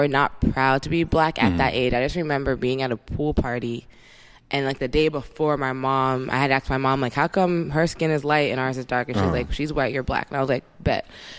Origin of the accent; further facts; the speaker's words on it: Somerset County, New Jersey, United States; moved away as an adult; also born or lived in Washington, D.C. / Harlem, New York City / San Francisco Bay Area; I grew up in New Jersey.